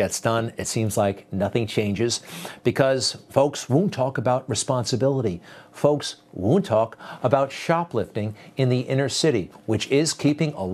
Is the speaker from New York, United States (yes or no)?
yes; New York City, New York, United States; it's my hometown paper. I kind of grew up on it